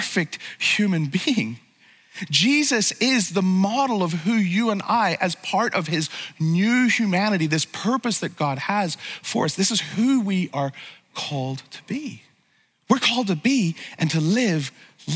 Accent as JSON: {"language": "English", "region": "Northern Ireland", "country": "United Kingdom", "tie": "born or raised there", "said": "I grew up in Northern Ireland"}